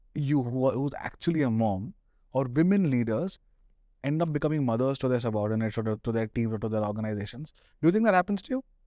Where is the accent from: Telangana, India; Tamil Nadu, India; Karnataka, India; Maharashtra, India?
Maharashtra, India; Pune; now in Delhi, India; I'm from Pune